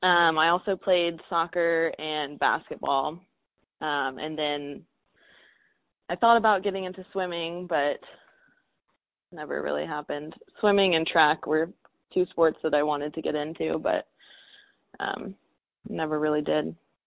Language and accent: English; Oklahoma, United States; And I was English and I rode hunter jumpers, which was not very common in Oklahoma.